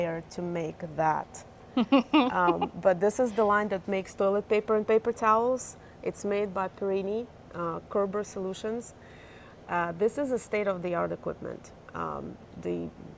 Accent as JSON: {"language": "English", "country": "Ukraine", "tie": "born or raised there", "moved": "yes", "lives_now": "North Carolina, United States", "said": "I'm originally from Ukraine."}